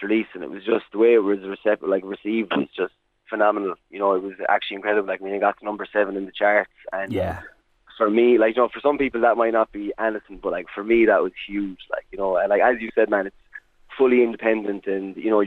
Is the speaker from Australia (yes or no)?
no; Tipperary, Munster, Ireland; I'm from Tip and proud of it. So that's where I grew up.